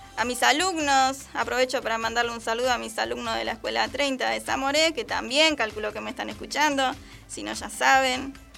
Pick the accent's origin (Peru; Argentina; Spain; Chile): Argentina; así somos nosotros los argentinos, buena onda